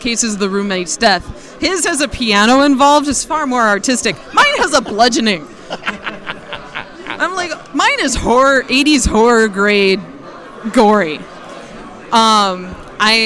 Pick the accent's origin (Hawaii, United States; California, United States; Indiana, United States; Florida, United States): Indiana, United States; South Bend; also born or lived in Nagoya, Japan; I'm from South Bend, Indiana, which is just a stone's throw away from the Michigan border